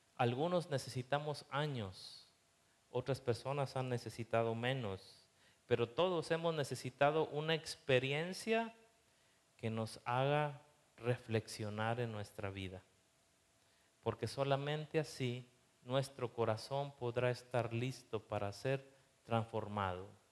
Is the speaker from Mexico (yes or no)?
yes; Mexico; nosotros como mexicanos